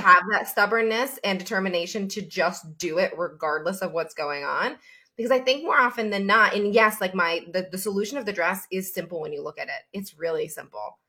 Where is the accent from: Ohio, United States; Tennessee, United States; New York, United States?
New York, United States; Albany; also born or lived in Florida; now in Chicago, United States; upstate New York, Albany, New York specifically, so the Hudson Valley area